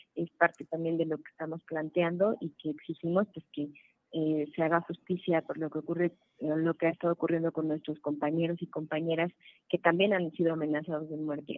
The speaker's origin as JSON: {"language": "Spanish", "region": "Puebla", "country": "Mexico"}